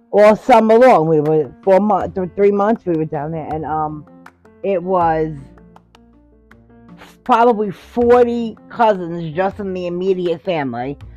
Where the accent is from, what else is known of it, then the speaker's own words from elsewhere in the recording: Hoboken, New Jersey, United States; born there; And had me, and I was born in Hoboken in St. Mary's Hospital.